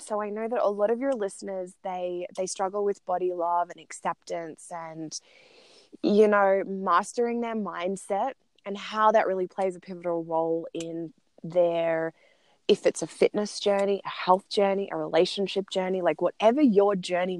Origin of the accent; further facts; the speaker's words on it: Australia; moved away as an adult; also born or lived in Italian Alps; now in Italy; I'm an Australian and we live in the Italian Alps